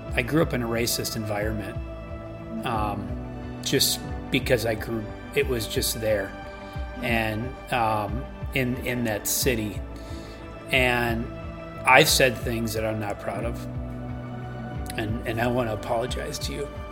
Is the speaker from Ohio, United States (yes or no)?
no; Central Wisconsin, United States; I grew up in Central Wisconsin